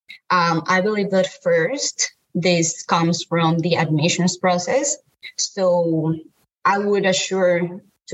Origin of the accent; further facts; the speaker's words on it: Colombia; moved away as an adult; now in United States; I am from Colombia. I'm a female. I'm a Latina.